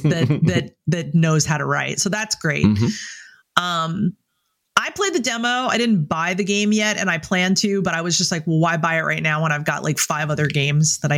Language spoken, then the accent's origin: English; New Orleans, Louisiana, United States; moved away as an adult; I grew up in New Orleans and lived there until I was 27.